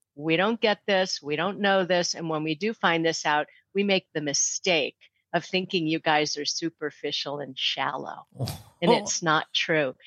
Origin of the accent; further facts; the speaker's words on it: St. Louis, Missouri, United States; moved away; I grew up in St. Louis, so I moved back there